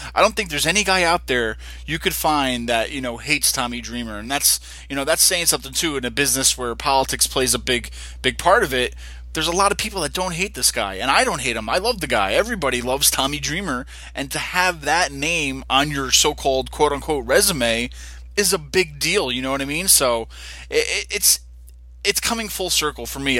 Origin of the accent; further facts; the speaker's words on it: Poughkeepsie, New York, United States; I'm from Poughkeepsie, New York